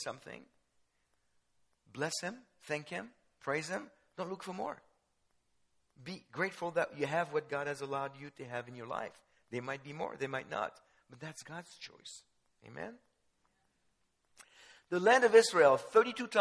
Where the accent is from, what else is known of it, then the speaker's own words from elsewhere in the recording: France; I was born in France. Jewish parents